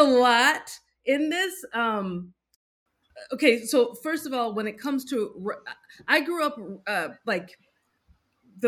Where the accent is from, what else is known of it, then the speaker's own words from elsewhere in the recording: United States; especially as a Nigerian American